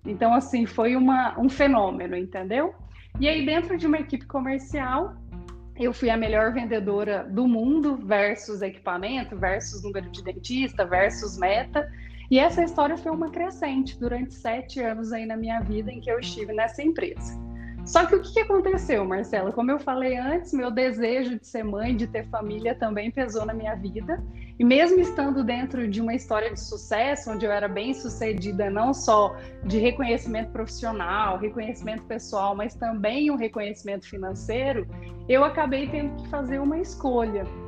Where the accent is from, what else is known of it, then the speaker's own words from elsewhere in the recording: Cuiabá, Mato Grosso, Brazil; moved away as an adult; also born or lived in Rio Grande do Sul; now in Goiânia, Brazil; Nasci no Rio Grande do Sul, mas me criei no Mato Grosso e tive minha história profissional toda em Cuiabá.